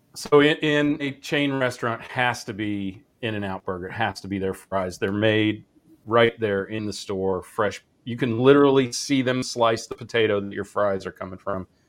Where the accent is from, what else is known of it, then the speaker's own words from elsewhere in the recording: Kansas, United States; growing up in Kansas